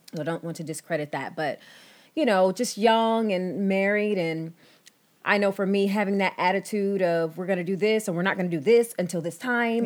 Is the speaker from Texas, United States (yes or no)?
yes; Texas, United States; I was born and raised in Texas